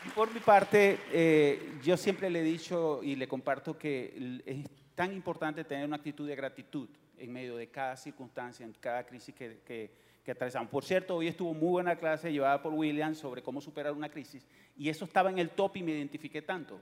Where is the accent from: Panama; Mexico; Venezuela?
Venezuela; moved away as an adult; also born or lived in Miami, United States; now in Houston, United States; venimos de Venezuela, nacimos en Venezuela y llegamos a este país hace 18 años